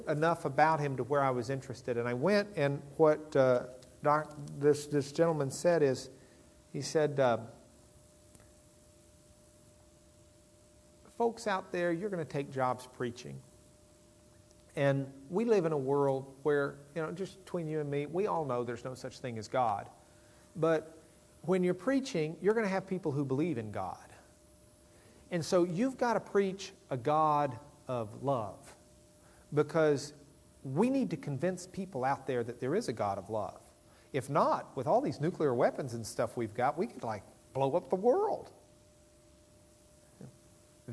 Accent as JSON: {"language": "English", "town": "Lubbock", "region": "Texas", "country": "United States", "said": "I'm from Lubbock"}